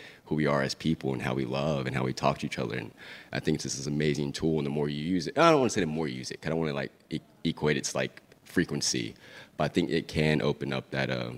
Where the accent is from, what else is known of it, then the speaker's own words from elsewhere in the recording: West Texas, United States; I grew up in West Texas